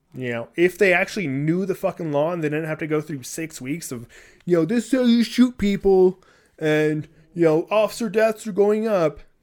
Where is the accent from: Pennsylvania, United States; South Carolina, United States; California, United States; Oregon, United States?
California, United States; I come from California, I've lived there